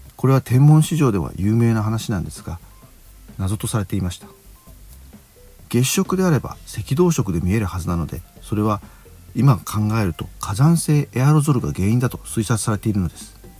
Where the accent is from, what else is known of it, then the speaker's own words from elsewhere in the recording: southern Kanto, Japan; also born or lived in Gunma Prefecture; 南関東で育ちました